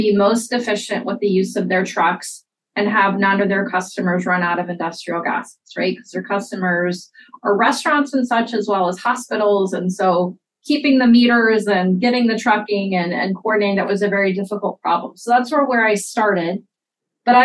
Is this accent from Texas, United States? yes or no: yes; Houston, Texas, United States; moved away as an adult; also born or lived in Atlanta, Georgia; now in Iowa, United States; I actually grew up in Houston, Texas.